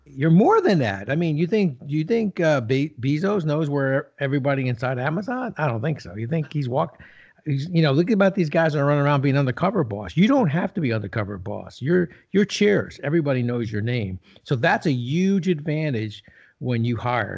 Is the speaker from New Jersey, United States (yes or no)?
yes; New Jersey, United States; I grew up in Jersey